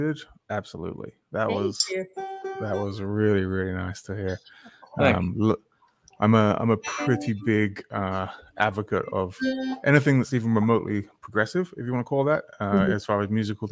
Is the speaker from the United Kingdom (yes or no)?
yes; England, United Kingdom; As an Englishman